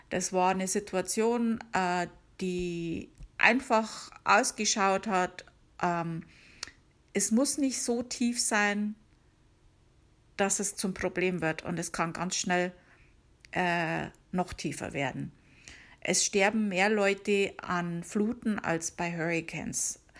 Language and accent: German; Bavaria, Germany; now in United States; weil ich komme ja aus Bayern, um genau zu sagen, aus der Oberpfalz.